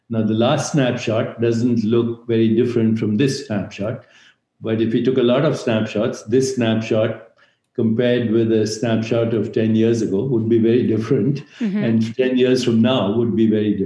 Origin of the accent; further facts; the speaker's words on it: India; moved away as an adult; now in United States; I grew up in India where there's a tradition of meditation going back thousands of years.